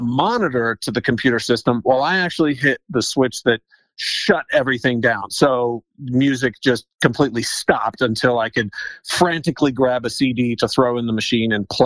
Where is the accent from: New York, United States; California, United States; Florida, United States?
California, United States; Riverside; now in Denver, United States; I grew up in Riverside, California, which, if people know Southern California, is about